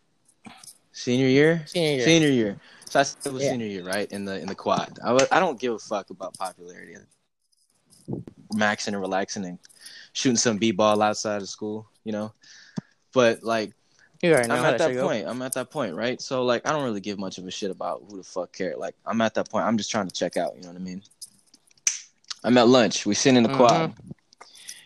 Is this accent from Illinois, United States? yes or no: no; Pleasant Hill, California, United States; born or raised there